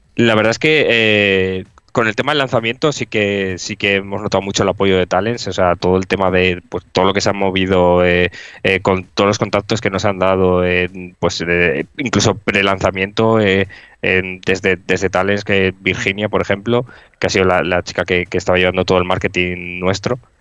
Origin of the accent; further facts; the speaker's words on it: Cantabria, Spain; yo, por ejemplo, soy de Cantabria